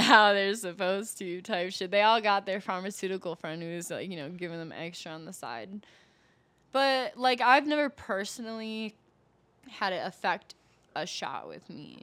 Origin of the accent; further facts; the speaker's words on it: Milwaukee, Wisconsin, United States; moved away as an adult; now in Denver, United States; I'm originally from Milwaukee, Wisconsin